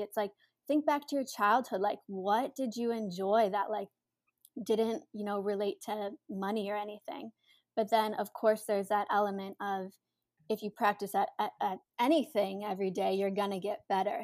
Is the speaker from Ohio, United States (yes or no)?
yes; Cleveland, Ohio, United States; moved away as an adult; now in New York City, United States; I'm originally from Cleveland, Ohio